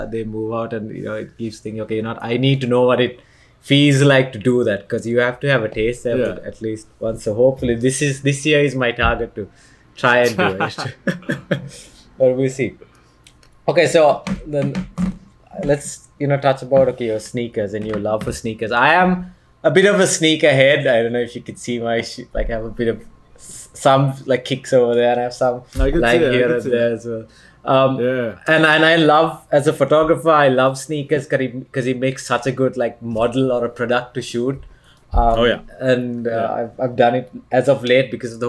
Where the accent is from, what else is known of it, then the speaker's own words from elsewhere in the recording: Sri Lanka; I was born to a Sri Lankan family, I was born in Sri Lanka